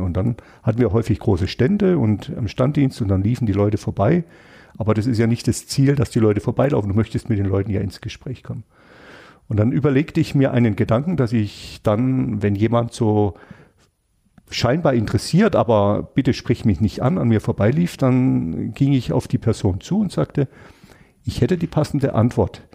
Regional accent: Freiburg, Baden-Württemberg, Germany; ich bin Freiburger, weil das hat alles ganz viel mit mir und hier meiner Heimat zu tun

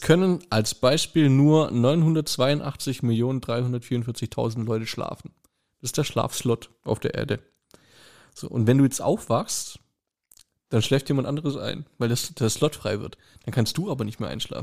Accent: Germany; Ich bin gebürtiger Kreuzheimer. Das Ding ist 10 Kilometer daneben.

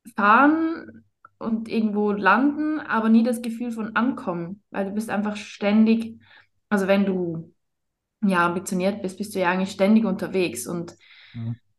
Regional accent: Switzerland; ich bin aus der Schweiz

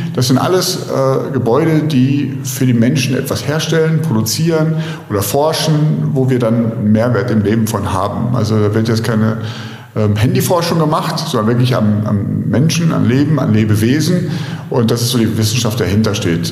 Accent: Cologne, North Rhine-Westphalia, Germany; Rheinländer, als Kölner

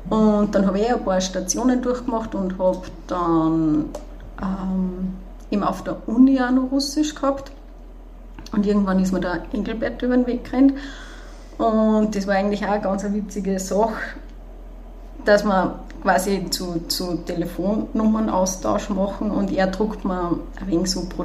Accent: Hinterstoder, Upper Austria, Austria; Also ich bin in Hinterstoder aufgewachsen bis zur Hauptschule.

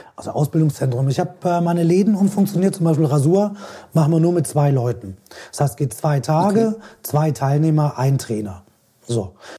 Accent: Switzerland; bei uns in der Schweiz

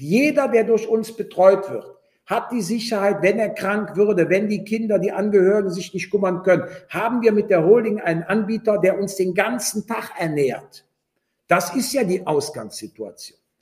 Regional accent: Rhineland, Germany; accent: Rhineland; also born or lived in Berlin; als äh, Wessi und als Rheinländer, das hört man ja auch an der Stimme

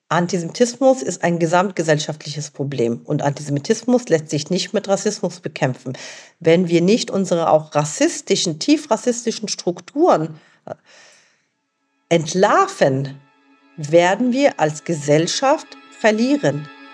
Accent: Germany; also born or lived in Lebanon; ich bin im Libanon geboren und in Deutschland aufgewachsen.

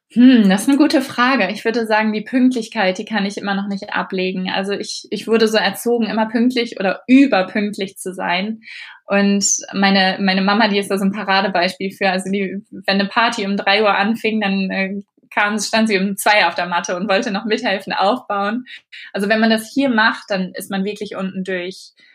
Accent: Germany; moved away as an adult; also born or lived in Mexico; now in England, United Kingdom; als Deutscher

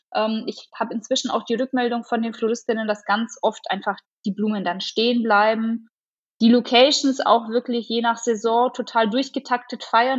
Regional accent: Augsburg area, Bavaria, Germany; ich komme aus dem Augsburger Raum

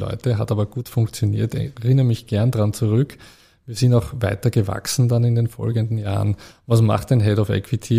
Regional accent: Vienna, Austria; moved away as an adult; also born or lived in Zurich; Äh, ich bin ja äh, Österreicher. Ich bin genau. in Wien geboren, in Wien ja. aufgewachsen.

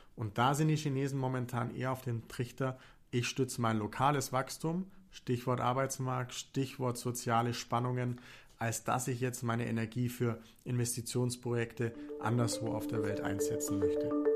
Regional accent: Augsburg, Bavaria, Germany; woher ich eigentlich komme. Ich komme aus Augsburg

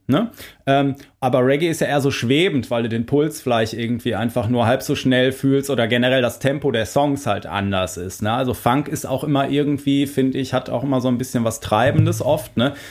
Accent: Germany; wir als, äh, Deutsche

